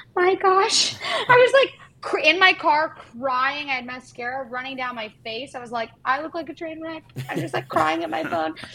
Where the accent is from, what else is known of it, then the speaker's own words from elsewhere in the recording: Canada; legally as a Canadian